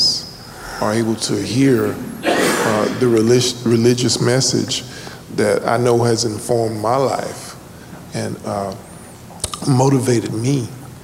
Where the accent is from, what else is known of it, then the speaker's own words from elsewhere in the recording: Liberty, Texas, United States; now in Houston, United States; I'm from Liberty, Texas